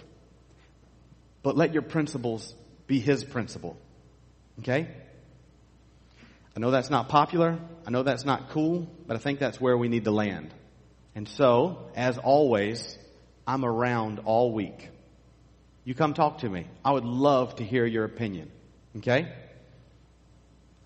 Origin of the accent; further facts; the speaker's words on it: United States; we, as American conservative Christians